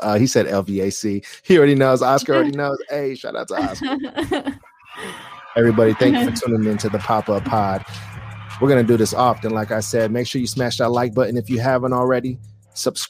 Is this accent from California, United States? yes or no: yes; Bay Area, California, United States; moved away as an adult; now in Las Vegas, United States; I am from the Bay Area